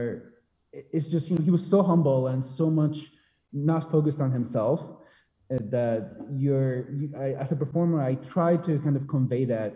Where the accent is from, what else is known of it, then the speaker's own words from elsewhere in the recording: Spain; moved away as an adult; now in United States; I'm from Spain. I have a very, very strong, I would say, Spanish identity, even if I've been in the US for a long time, for almost half my life now.